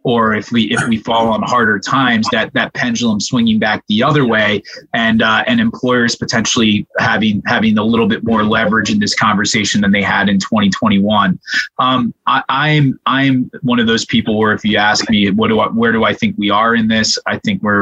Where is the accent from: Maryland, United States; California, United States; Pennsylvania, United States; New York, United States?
Pennsylvania, United States; my home state of Pennsylvania